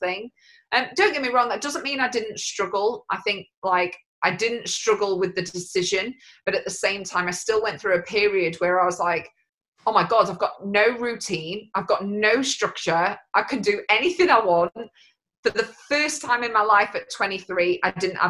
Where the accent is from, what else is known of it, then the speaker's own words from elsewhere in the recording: United Kingdom; even though I'm not Scottish, I still class it as home. It's still the UK to me